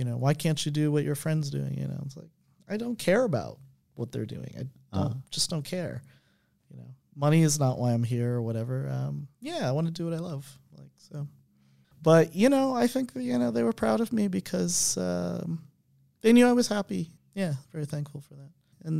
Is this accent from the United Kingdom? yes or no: no; Buffalo, New York, United States; also born or lived in New Haven, United States; I was born in New Haven, Connecticut. And my mom was a librarian at the college, and then we lived there for a year and then moved to a cold place called Buffalo, New York, if anybody knows that.